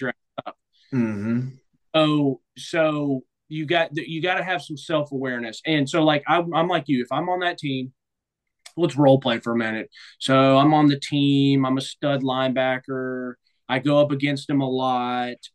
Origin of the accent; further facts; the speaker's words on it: Nashville, Tennessee, United States; moved away; It'd be cool to be back in Nashville, my hometown